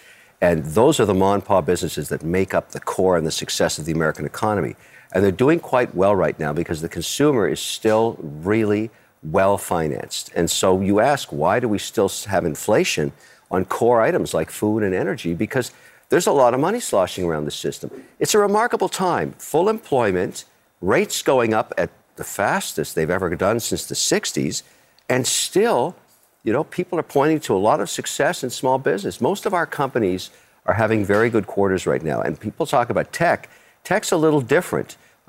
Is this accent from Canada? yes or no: yes; Canada; You know, I'm a Canadian, I'm Emirati, and I'm also Irish.